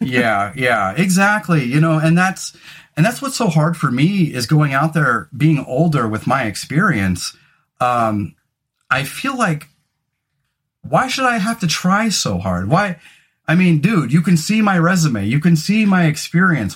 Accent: California, United States; moved away as an adult; now in Oregon, United States; especially having grown up in California

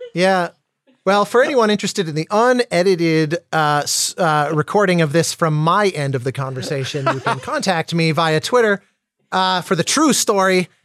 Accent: Colorado, United States; as a kid growing up in Colorado

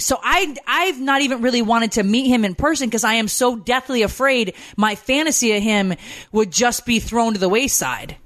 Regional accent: Connecticut, United States; moved away as an adult; also born or lived in Georgia; I grew up in Connecticut.

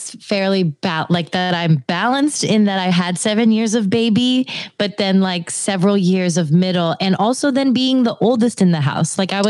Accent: Erie, Pennsylvania, United States; also born or lived in Philadelphia, Pennsylvania; now in Los Angeles, United States; I was born outside of Philly and I grew up in Erie, Pennsylvania.

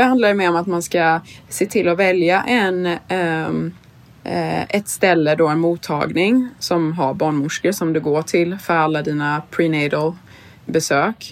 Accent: Sweden; now in New York, United States; som svensk

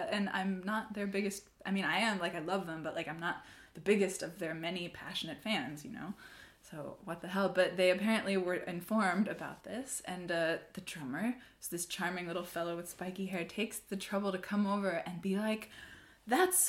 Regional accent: Seattle, Washington, United States; moved away as an adult; now in Berlin, Germany; I'm from Seattle, but I'm living in Berlin

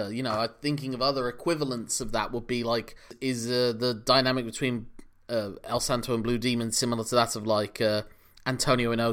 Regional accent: United Kingdom; first language English; as two British males

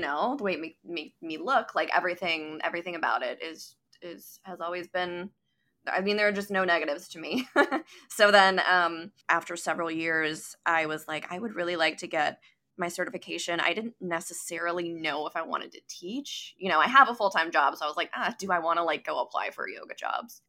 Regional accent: Neenah, Wisconsin, United States; I was born and raised in Neenah

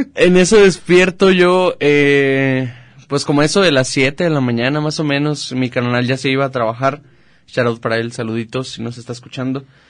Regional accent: Chapala, Jalisco, Mexico; soy de Chapala

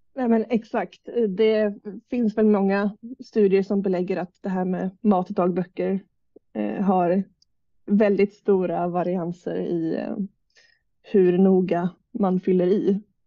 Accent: Jönköping, Jönköping County, Sweden; also born or lived in Umeå; jag är uppväxt i Jönköping

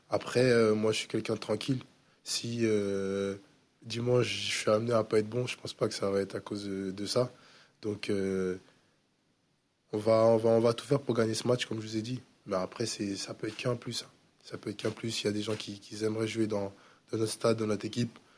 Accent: Le Havre, Normandy, France; moi je viens du Havre, ça, fait, bah, ça va faire une saison que je suis là

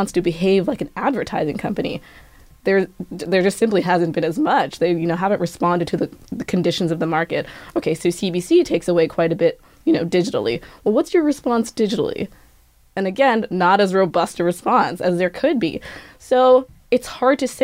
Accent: Kenya; now in Canada; I'm Kenyan

